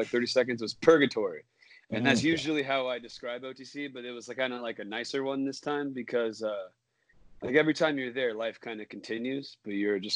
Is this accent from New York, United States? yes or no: no; Orange County, California, United States; now in Bay Area, United States; I'm from Orange County